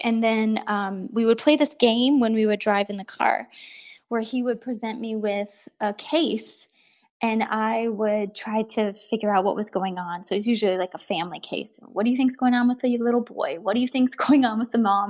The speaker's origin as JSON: {"language": "English", "region": "Ohio", "country": "United States", "tie": "born or raised there", "moved": "as an adult", "lives_now": "Southern California, United States", "said": "I'm from Ohio. I am a far far away from home because we live in Southern California now, but um, from Ohio and a farm girl at heart. And I married my high school sweetheart."}